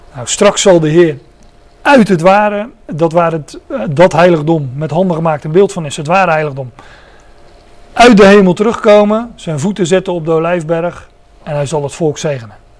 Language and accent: Dutch; Netherlands; nu zijn wij Nederlanders